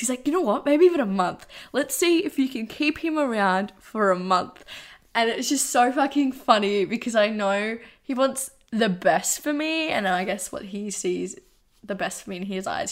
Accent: Geelong, Victoria, Australia; I'm from Geelong.

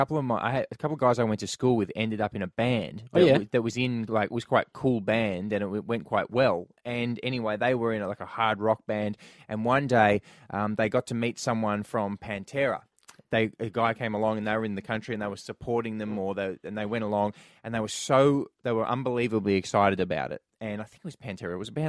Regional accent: Queensland, Australia; Now, I grew up in Queensland as well

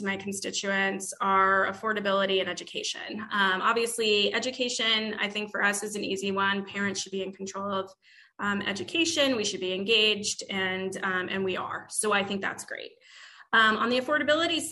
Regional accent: New York, United States; moved away as an adult; also born or lived in East Coast / Mesa County, Colorado; now in Colorado, United States; I grew up in New York, I lived all over the East Coast

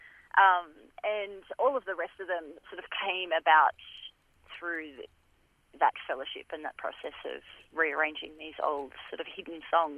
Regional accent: Australia; So we kind of like to think of ourselves as well as Australian folk musicians, even though we're playing Italian-inspired music.

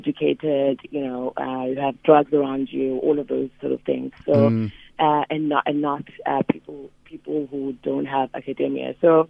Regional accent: Cape Town, Western Cape, South Africa; now in New York, United States; My background, I grew up in Khayelitsha Township in Cape Town, which obviously most people know.

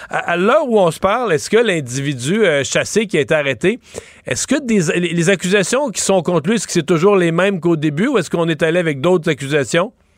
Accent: Cacouna, Quebec, Canada; mon village natal, je dois le dire, à Kakuna

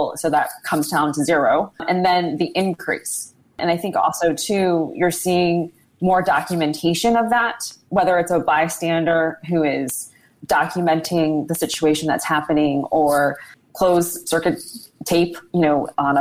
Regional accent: Washington, District of Columbia, United States; also born or lived in Vietnam; I'm from Washington, D.C.

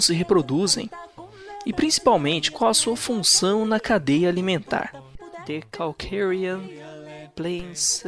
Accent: Bauru, São Paulo, Brazil; tenho 29 anos, sou de Bauru, São Paulo

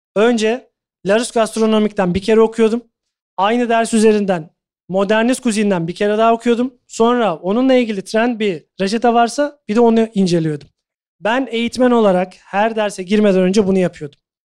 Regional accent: Turkey; moved away as an adult; also born or lived in Doha, Qatar / London, United Kingdom; hepimiz Türküz, Türk mutfağını biliyoruz aşağı yukarı.

